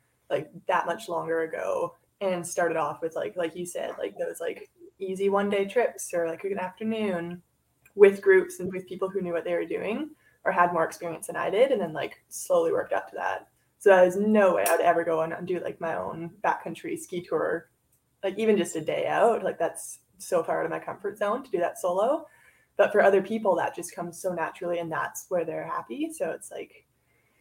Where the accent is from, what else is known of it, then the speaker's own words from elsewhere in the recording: Vancouver, British Columbia, Canada; now in Squamish, Canada; I live in Squamish right now. I've been up here for about 2 years. I grew up in Vancouver